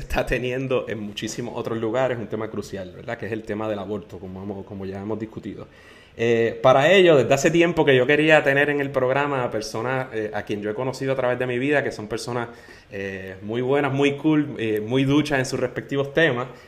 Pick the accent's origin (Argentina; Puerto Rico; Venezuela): Puerto Rico; como puertorriqueño y como independentista